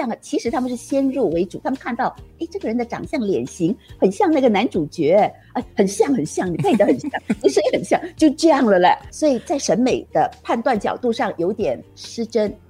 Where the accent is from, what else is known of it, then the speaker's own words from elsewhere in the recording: Singapore; 因为我们新加坡人不了解配音是怎么样的